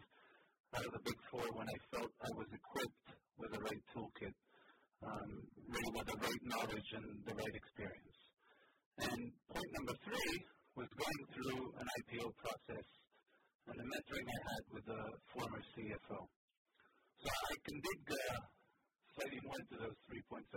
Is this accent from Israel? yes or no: yes; Israel; first language Hebrew; English is a second language; moved away as an adult; also born or lived in Boston, United States; now in United States; Israel, my home country